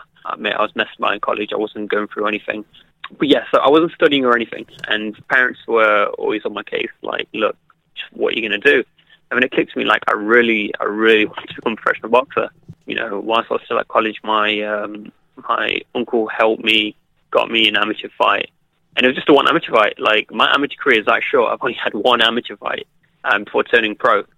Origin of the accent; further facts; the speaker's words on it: Derby, East Midlands, United Kingdom; my hometown of Derby